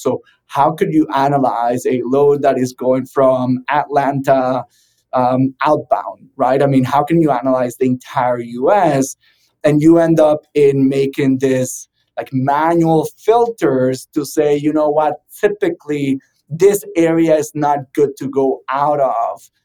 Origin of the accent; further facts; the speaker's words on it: Venezuela; moved away as an adult; now in South Florida, United States; I'm originally from Venezuela